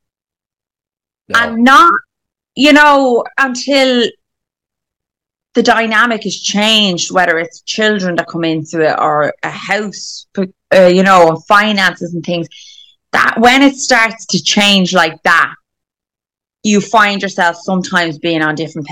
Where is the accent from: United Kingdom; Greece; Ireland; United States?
Ireland; we're Irish